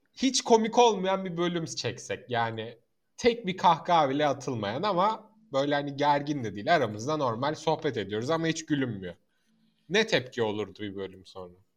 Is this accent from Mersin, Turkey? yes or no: yes; Mersin, Turkey; moved away; Annem babam Mersinli değil ama ben Mersin'de doğdum. 20 sene Mersin'deydim. Memleketim